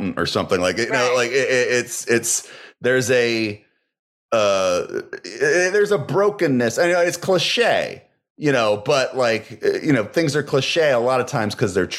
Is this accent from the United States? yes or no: yes; Virginia, United States; I'm from Virginia, like, you know, tobacco country